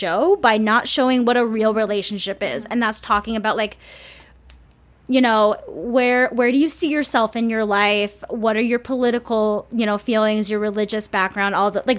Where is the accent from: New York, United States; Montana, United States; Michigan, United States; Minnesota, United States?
Minnesota, United States; Saint Paul; I'm from Minnesota. I mean, I'm from St. Paul